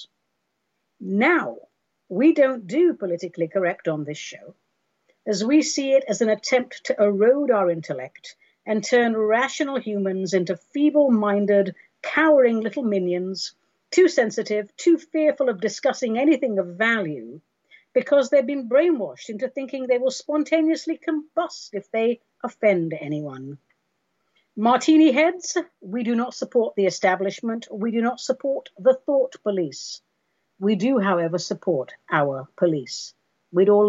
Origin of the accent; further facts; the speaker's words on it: Oregon, United States; I'm greeting you today from Oregon, my home state, which is on fire